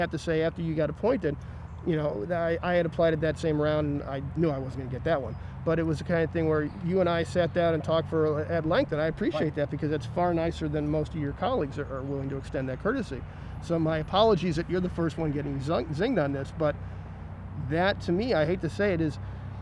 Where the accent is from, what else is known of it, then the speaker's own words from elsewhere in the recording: East Delmore, Ohio, United States; I grew up and lived on East Delmore